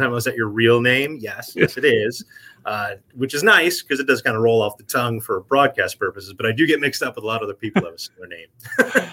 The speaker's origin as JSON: {"language": "English", "region": "New Jersey", "country": "United States", "tie": "born or raised there", "moved": "yes", "lives_now": "Vermont, United States", "said": "was born and raised in New Jersey"}